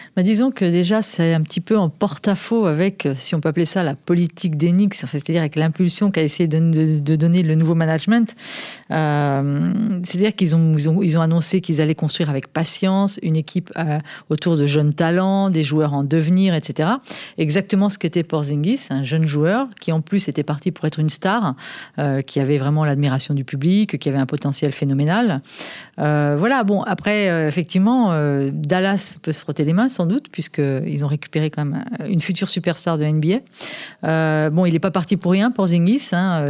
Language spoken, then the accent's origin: French; France; chez nous en France